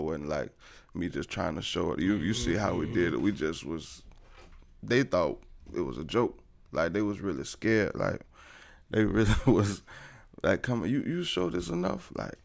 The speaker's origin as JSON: {"language": "English", "town": "Tampa", "region": "Florida", "country": "United States", "said": "I'm from Progress Village, Tampa, Florida"}